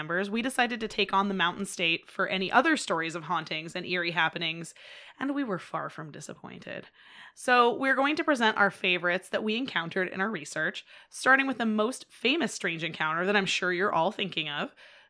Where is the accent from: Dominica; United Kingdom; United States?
United States; Las Vegas, Nevada; also born or lived in West Virginia; Even though I grew up in Vegas